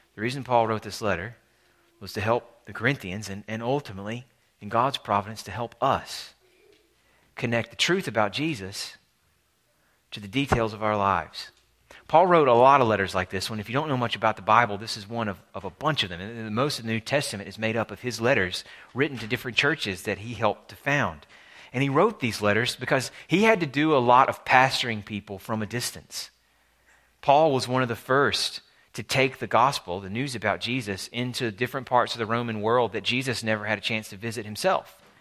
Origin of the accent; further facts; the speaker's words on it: Alabama, United States; my home state of Alabama